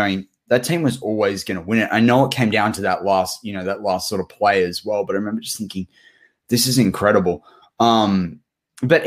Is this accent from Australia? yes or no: yes; Australia; as a kid growing up in Australia on the other side of the world